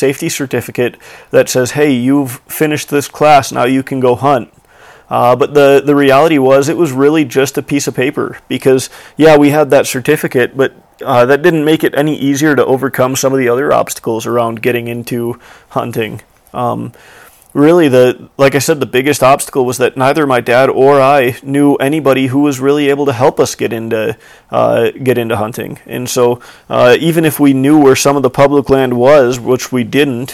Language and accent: English; Illinois, United States; now in Montana, United States; I'm a 26-year-old living in Montana, but I was born and raised in Illinois